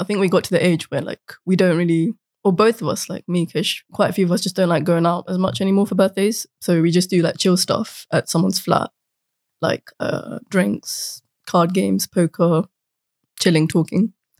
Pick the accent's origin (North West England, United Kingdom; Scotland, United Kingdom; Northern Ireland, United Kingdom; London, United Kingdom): London, United Kingdom; Croydon